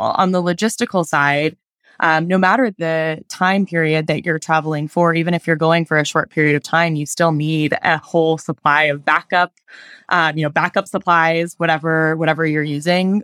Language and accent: English; Denver, Colorado, United States; moved away as an adult; now in Utah, United States; I am from Denver, Colorado, but I just moved to Utah